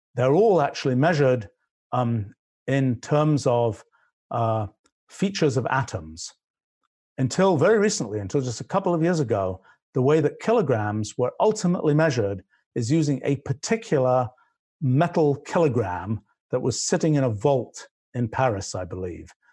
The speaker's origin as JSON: {"language": "English", "region": "England", "country": "United Kingdom", "tie": "born or raised there", "accent": "British", "moved": "yes", "said": "I grew up in England"}